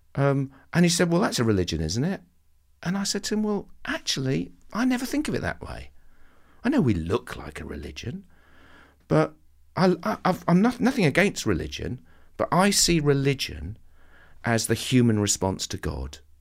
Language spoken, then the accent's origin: English; Southend-on-Sea, East of England, United Kingdom; I'm a boy from Southend